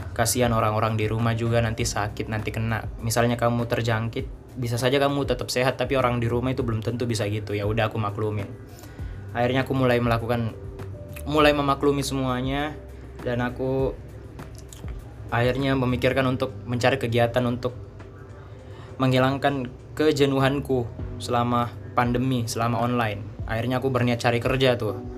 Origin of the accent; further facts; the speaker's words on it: Makassar, South Sulawesi, Indonesia; also born or lived in Surabaya; kampus lagi jadi waktu itu pas corona kan aku kuliah di Surabaya aku akhirnya balik ke Makassar ke kampungku buat nunggu sampai pandeminya reda